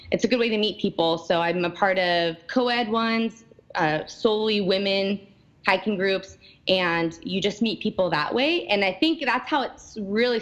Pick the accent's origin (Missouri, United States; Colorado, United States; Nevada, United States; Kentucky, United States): Nevada, United States; Reno; also born or lived in Hawaii; now in Seattle, United States; I'm originally from Reno, Nevada. And I live right at the base of Lake Tahoe.